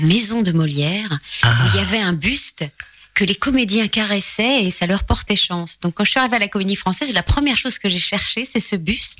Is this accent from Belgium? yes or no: yes; Charleroi, Wallonia, Belgium; moved away; en tant que Belge, euh, habitant en plus, né à Charleroi et habitant la région de Charleroi